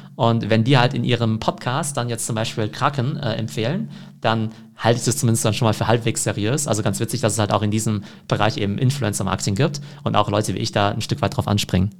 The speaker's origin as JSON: {"language": "German", "country": "Germany", "said": "ich als Deutscher"}